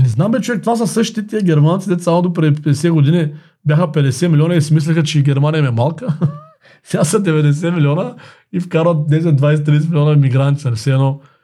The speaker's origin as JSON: {"language": "Bulgarian", "country": "Bulgaria", "said": "ние като българи, като предприемачи"}